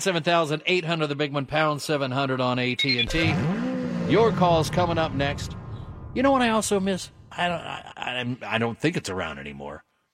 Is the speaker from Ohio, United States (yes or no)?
yes; Dayton, Ohio, United States; I've told you about living on the dead end street and all that, blah, blah, blah, in Dayton.